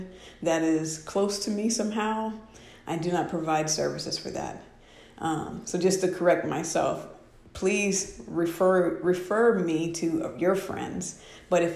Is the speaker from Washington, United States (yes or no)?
yes; Washington, United States; moved away; one of my tribe up in Washington State, that is my hometown